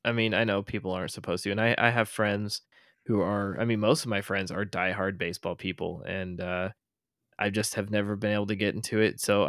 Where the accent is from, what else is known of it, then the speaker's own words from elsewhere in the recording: Iowa, United States; we're from Iowa